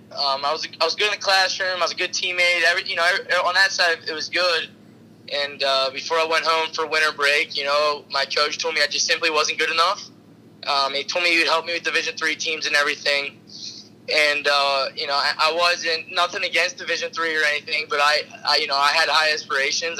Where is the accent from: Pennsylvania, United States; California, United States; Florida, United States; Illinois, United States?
Pennsylvania, United States; Pittsburgh; I'm from Pittsburgh